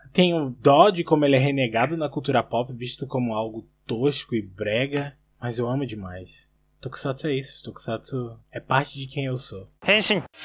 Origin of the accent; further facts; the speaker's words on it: Recife, Pernambuco, Brazil; now in Portugal; sou de Recife, Pernambuco, mas atualmente moro em Portugal